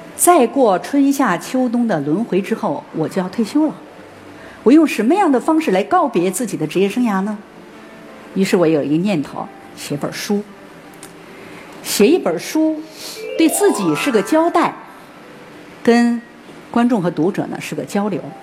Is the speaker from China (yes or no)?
yes; Northeast China, China; moved away; 东北我家乡的一个媒体的记者又来采访我